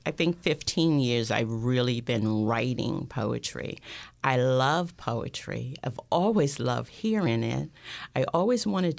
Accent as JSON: {"language": "English", "region": "Alabama", "country": "United States", "tie": "born or raised there", "said": "We were protesting, and this is Alabama. This is back in the 60s, early 60s. I was 12, and he came to our town, and we were sitting there"}